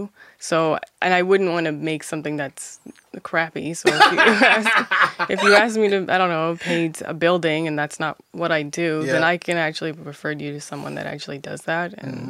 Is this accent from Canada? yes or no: yes; Halifax, Nova Scotia, Canada; I grew up in Halifax, but my entire maternal side of my family is from North Preston